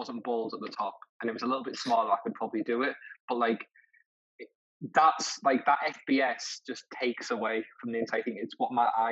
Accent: Middlesbrough, North East England, United Kingdom; I'm from Middlesbrough and I'm a Middlesbrough fan

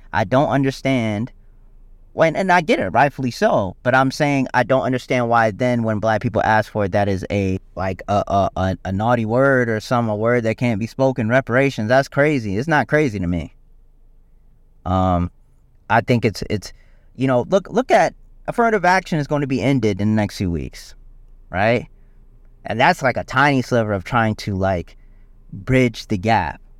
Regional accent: South Carolina, United States; I'm from South Carolina

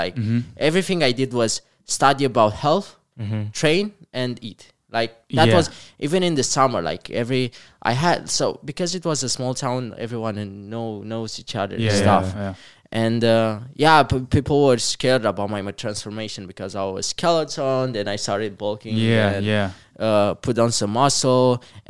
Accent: Comăneci, Bacău County, Romania; So I'm from Comăneci, a really small town, like less than 20,000 people.

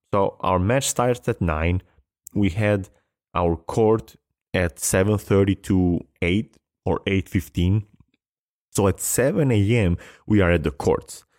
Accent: Albania; I come from Albania in a place where tennis has never been big

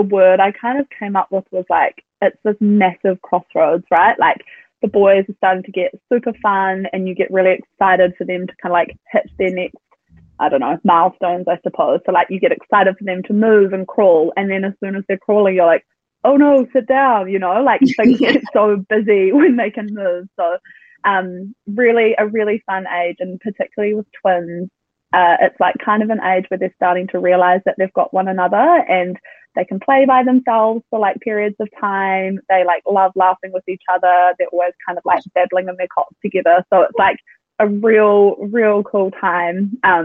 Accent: Tauranga, Bay of Plenty, New Zealand; now in Auckland, New Zealand; I'm originally from Tauranga, but we live in Auckland

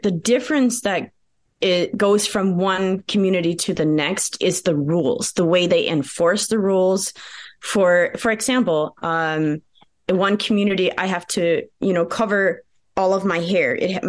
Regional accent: United States; first language Pennsylvania Dutch; English is a second language; And my native tongue is Pennsylvania Dutch, which is different than German.

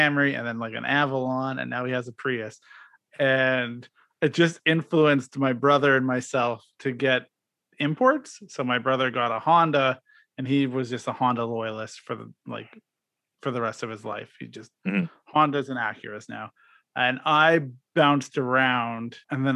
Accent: Regina, Saskatchewan, Canada; I grew up in Regina, Saskatchewan

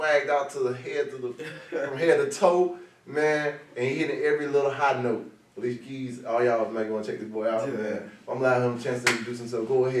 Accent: Pensacola, Florida, United States; I grew up on all sides of town

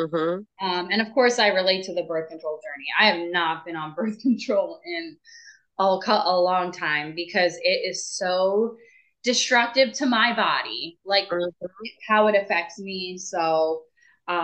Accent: Northeast, United States; moved away; I'm from the Northeast too.

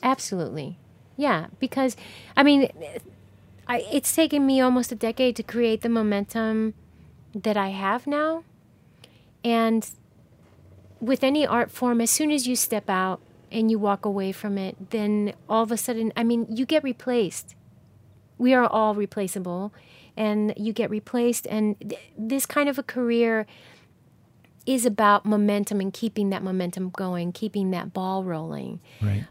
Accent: New Jersey, United States; now in Atlanta, United States; when I was growing up in New Jersey

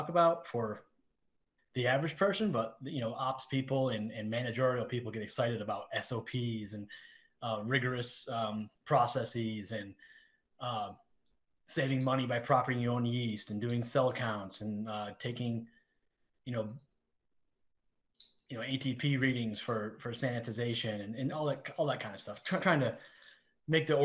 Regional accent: England, United Kingdom; I'm English.

